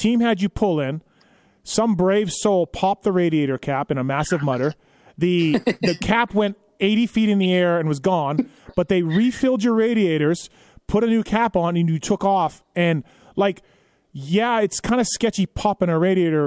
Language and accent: English; Canada; I'm Canadian